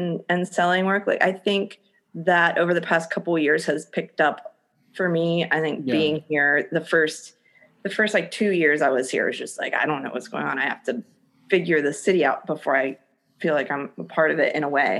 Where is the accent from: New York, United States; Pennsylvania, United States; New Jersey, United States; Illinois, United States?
Pennsylvania, United States; Waynesboro; moved away as an adult; also born or lived in Philadelphia, Pennsylvania; now in Los Angeles, United States; I'm from a small town called Waynesboro. It's a like kind of a farming community, super rural.